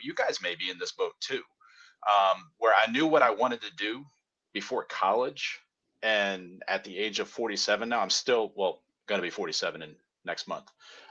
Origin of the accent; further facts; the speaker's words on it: Silver Spring, Maryland, United States; also born or lived in various countries; I'm not originally from around these parts. I'm from Maryland, but I spent like half my childhood in Silver Spring, Maryland, which is a suburb of DC. And the other half was in various countries because my dad was a diplomat.